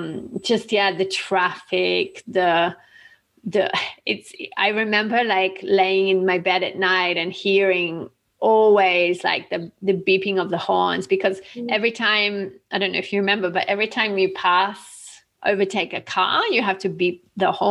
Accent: Australia; I'm Australian

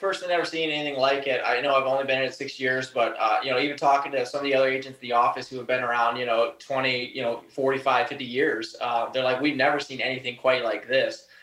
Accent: Erie County, Pennsylvania, United States; I was born and raised here

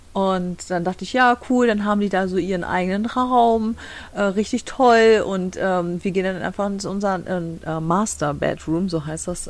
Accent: Germany; now in Michigan, United States; bei uns in Deutschland

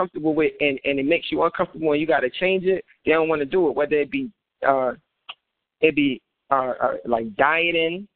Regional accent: New Jersey, United States; I'm from Jersey, so I think sometimes even my accent

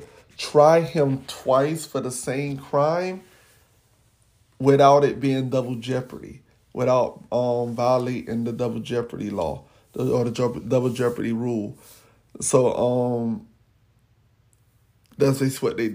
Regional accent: Florida, United States; I'm from Florida

